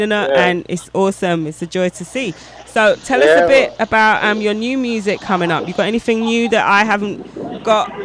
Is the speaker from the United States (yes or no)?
no; England, United Kingdom; I'm obviously English